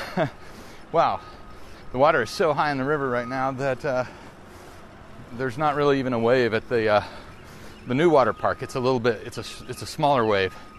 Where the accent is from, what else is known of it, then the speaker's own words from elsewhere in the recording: the South, United States; I grew up in the South.